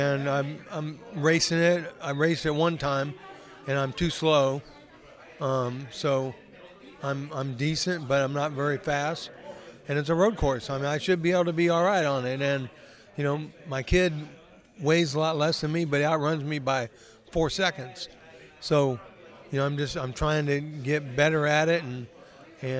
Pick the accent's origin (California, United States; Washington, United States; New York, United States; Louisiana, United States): California, United States; Salinas; growing up in Salinas, obviously it's not a real big racing city